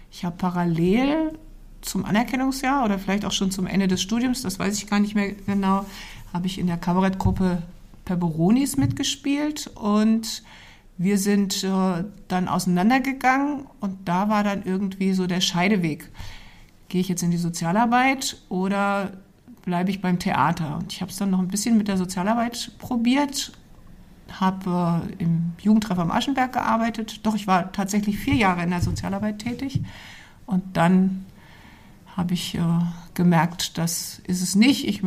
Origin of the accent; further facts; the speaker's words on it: Goslar, Lower Saxony, Germany; born there; also born or lived in Fulda; vielen Jahren bin ich in Goslar geboren, genau.